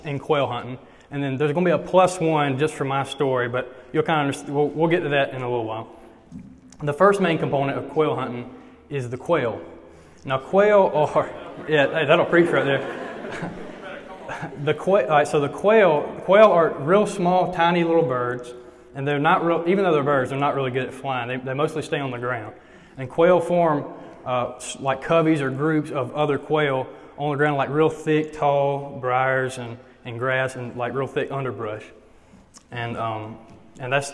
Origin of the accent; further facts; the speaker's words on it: Eufaula, Alabama, United States; now in Troy, United States; I'm from Eufaula, the big bustling metropolis of Eufaula, Alabama